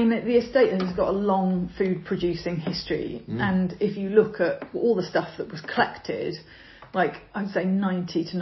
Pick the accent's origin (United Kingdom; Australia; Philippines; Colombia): United Kingdom; Cumbria, North West England; moved away as an adult; also born or lived in London; now in Suffolk, United Kingdom; I grew up in Cumbria in a sheep farming area